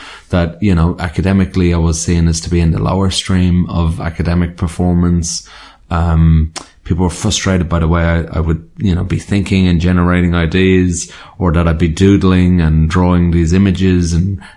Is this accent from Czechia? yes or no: no; Ireland; I grew up in Ireland. So, I liked growing up in Ireland